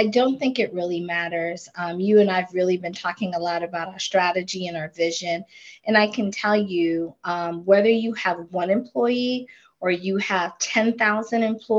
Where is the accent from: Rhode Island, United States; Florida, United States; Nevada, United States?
Florida, United States; I was an island girl. I grew up in Florida. North Philly was not doing it for me.